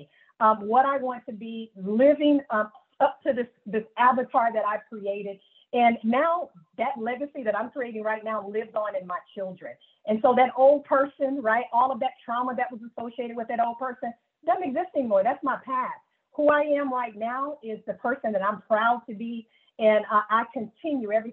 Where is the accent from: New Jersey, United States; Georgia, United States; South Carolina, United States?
South Carolina, United States; Greenville; growing up in Greenville, South Carolina